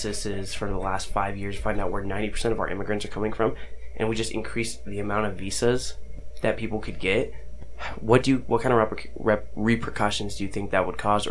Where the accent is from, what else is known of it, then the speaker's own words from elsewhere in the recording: Arizona, United States; I grew up in Arizona